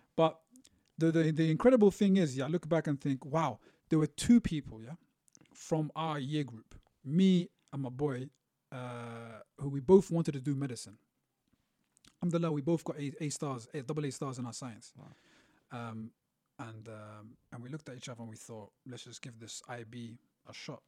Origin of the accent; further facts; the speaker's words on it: London, United Kingdom; also born or lived in Beirut, Lebanon; I grew up in London. Um, uh, we moved around, so East London, North London